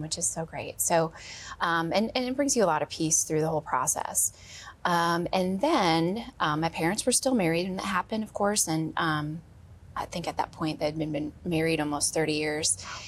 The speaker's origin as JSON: {"language": "English", "region": "Wisconsin", "country": "United States", "tie": "born or raised there", "said": "I grew up in Wisconsin"}